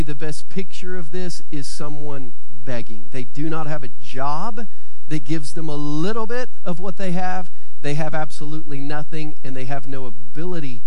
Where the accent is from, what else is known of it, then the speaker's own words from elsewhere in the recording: Southern Ohio, United States; the one that I grew up in Southern Ohio.